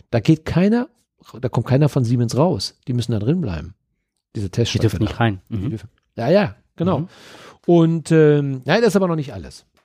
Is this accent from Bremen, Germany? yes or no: no; Dortmund, North Rhine-Westphalia, Germany; Ja, so sind wir Dortmunder.